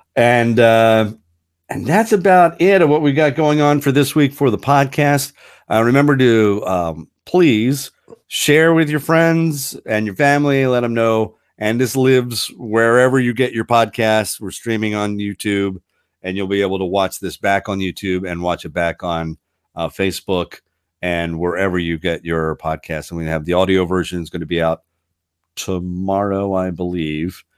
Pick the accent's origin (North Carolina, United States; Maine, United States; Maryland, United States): Maryland, United States; Frederick; my hometown in Frederick, Maryland